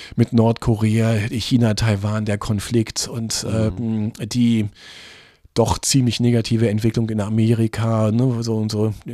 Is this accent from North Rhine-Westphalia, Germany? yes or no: no; easternmost part of Lower Saxony, Germany; now in Braunschweig, Germany; ich komme aus dem östlichsten Teil von Niedersachsen und als dann 1989 die Grenzen aufgingen, das war sechs Kilometer von meiner Heimatstadt entfernt